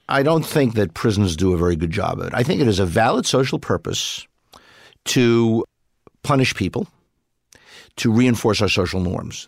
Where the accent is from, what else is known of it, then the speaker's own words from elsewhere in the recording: New York City, New York, United States; I grew up in Brooklyn